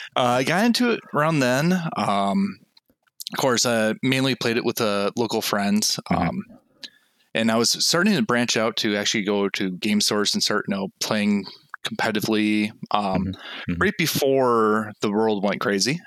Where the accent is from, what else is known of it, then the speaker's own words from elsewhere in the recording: Minnesota, United States; I'm actually from Minnesota. oh, uh, cool. Yep. So the Twin Cities area.